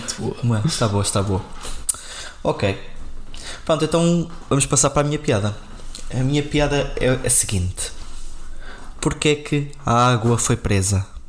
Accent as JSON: {"language": "Portuguese", "town": "Castelo Branco", "region": "Centro", "country": "Portugal", "moved": "yes", "lives_now": "Coimbra, Portugal", "said": "eu sou de Castelo Branco, é a morar em Coimbra neste momento"}